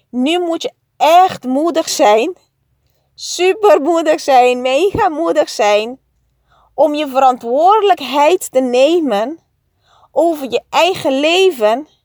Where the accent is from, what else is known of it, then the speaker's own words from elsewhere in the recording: Curaçao; En ja, op Curaçao. Ik groeide op op Curaçao. En daar is 90% van de mensen katholiek.